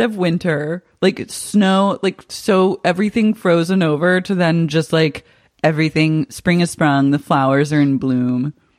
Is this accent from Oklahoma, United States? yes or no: yes; Oklahoma City, Oklahoma, United States; I grew up in Cher's stepdad's house in Oklahoma